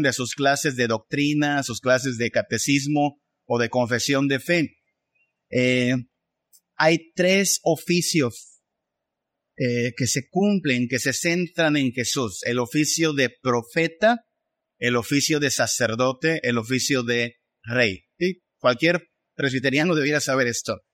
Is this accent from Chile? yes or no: no; Mexico; pensamos más como mexicanos, pensamos más como latinos